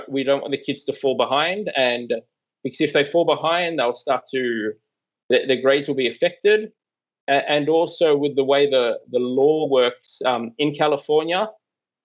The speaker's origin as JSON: {"language": "English", "country": "Australia", "moved": "yes", "said": "I am from Australia"}